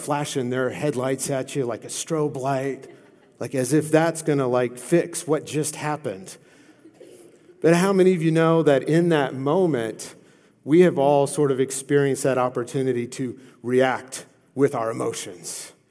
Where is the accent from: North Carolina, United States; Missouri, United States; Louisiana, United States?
Louisiana, United States; I come from Louisiana, okay? We're crazy, okay?